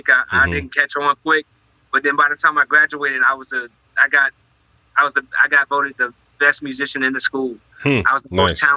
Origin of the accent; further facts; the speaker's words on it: North Carolina, United States; I was born in North Carolina